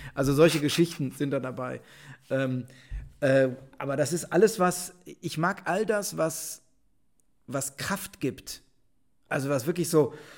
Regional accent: Rhineland, Germany; ich bin Rheinländer

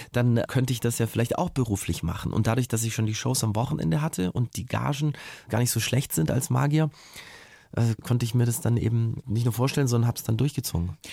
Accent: Ulm, Baden-Württemberg, Germany; in Ulm, in meiner Heimatstadt

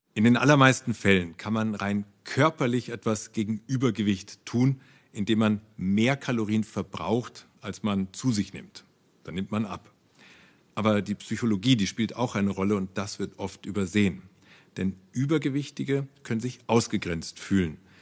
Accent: Germany; Bei uns in Deutschland

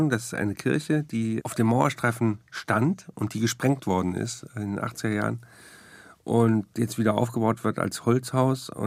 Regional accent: West Germany, Germany; Das meine Geschichte ist, ich bin in den Osten gegangen als Wessi und da lebe ich jetzt.

